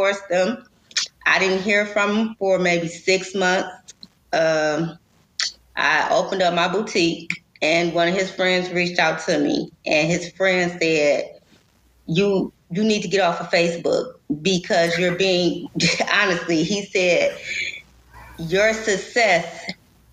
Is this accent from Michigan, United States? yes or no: yes; Detroit, Michigan, United States; I am from Detroit